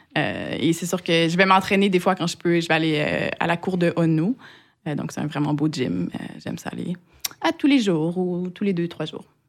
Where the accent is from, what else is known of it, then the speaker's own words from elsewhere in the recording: Quebec, Canada; bien que j'ai été élevée au Québec, euh, j'ai pas des, parents québécois